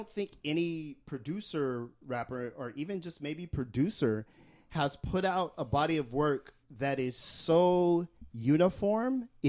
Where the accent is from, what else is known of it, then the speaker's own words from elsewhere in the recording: San Jose, California, United States; my hometown, San Jose.